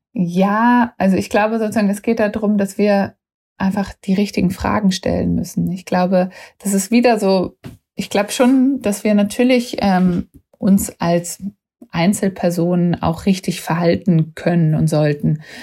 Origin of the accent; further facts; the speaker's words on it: Germany; waren auch als Deutsche da immer so VorreiterInnen